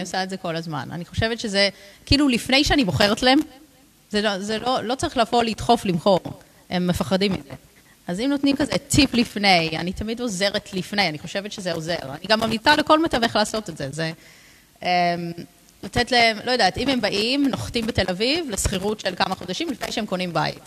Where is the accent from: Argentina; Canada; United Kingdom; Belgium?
United Kingdom; London; Hebrew is a second language; moved away as an adult; also born or lived in Jerusalem; now in Ra'anana, Israel; אני נולדתי וגדלתי בלונדון